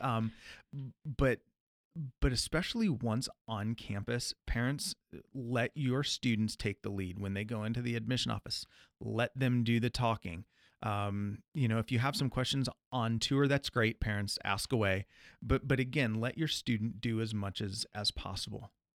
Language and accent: English; Midwest, United States; being a Midwesterner